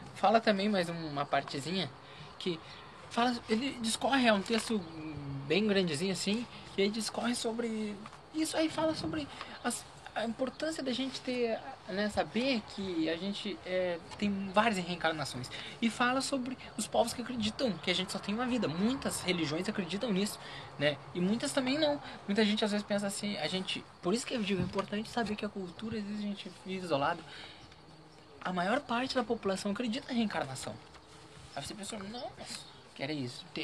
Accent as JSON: {"language": "Portuguese", "area": "Pampas Gaúcho", "region": "Rio Grande do Sul", "country": "Brazil", "moved": "yes", "said": "Nos Pampas Gaúcho, lá de onde eu vim, frio, frio"}